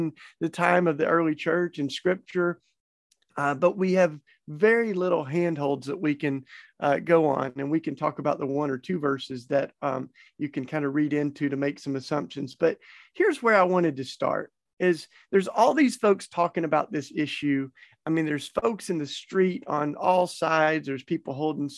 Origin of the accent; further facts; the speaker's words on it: the Bible Belt, the South, United States; I grew up in the Bible Belt